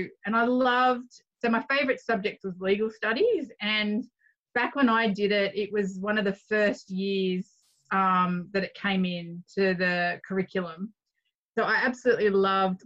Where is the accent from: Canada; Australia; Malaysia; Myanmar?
Australia; Forster, New South Wales; also born or lived in Hallidays Point / Failford; I grew up in the Foster-Tuncurry area on the north coast